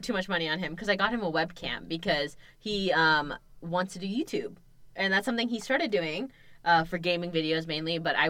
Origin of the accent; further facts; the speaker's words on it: United States; So, like growing up in America, but your parents not being American fully, like, having immigrant parents